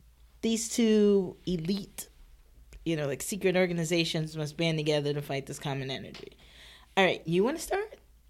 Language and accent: English; United States; while I'm American